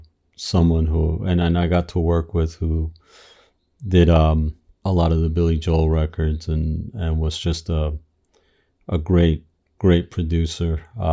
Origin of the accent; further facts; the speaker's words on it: Argentina; growing up in Argentina, we had fled the military dictatorship